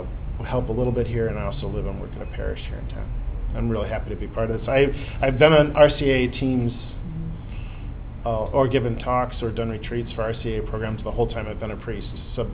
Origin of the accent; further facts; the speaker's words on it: Illinois, United States; moved away as an adult; also born or lived in Indiana / Phoenix, Arizona; I grew up in Illinois, went to Notre Dame, and that's where I really discovered my faith